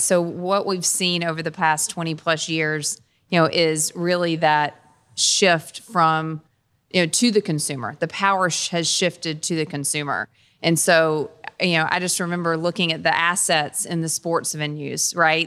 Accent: Dunn, North Carolina, United States; also born or lived in Kentucky / Cincinnati; I'm from Dunn, North Carolina. So a North Carolina native

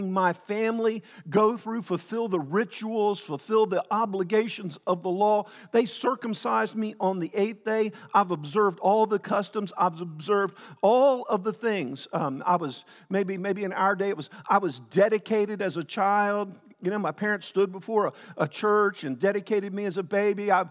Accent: Texas, United States; born there; well, of course I'm Christian. I was born in East Texas, right?

